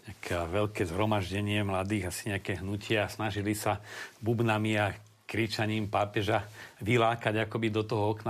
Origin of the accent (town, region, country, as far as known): Slovakia; also born or lived in Rome